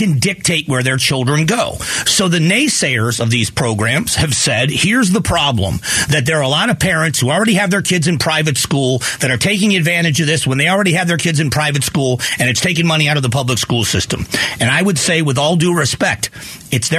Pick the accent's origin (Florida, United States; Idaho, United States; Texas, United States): Florida, United States; Fort Myers; my hometown where I grew up in Fort Myers, Florida